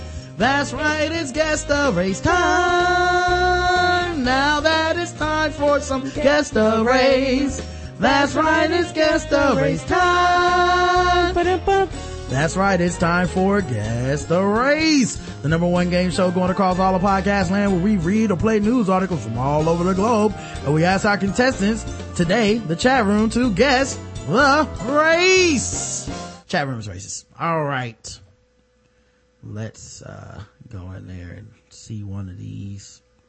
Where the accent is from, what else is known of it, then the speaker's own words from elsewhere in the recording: Jamaica; All four of us were there sitting there, got offended because none of us are from Africa. I'm Jamaican.